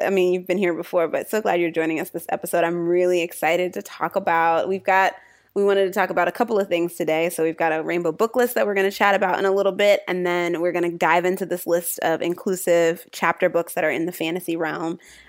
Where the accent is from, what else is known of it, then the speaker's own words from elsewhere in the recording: Virginia Beach, Virginia, United States; moved away as an adult; now in Philadelphia, United States; So I'm from Virginia Beach, but I'm also living in Philly and inundated with the snow right now.